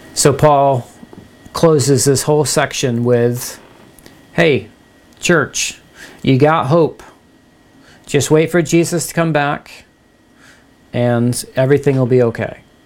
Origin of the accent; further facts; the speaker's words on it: United States; I love being an American.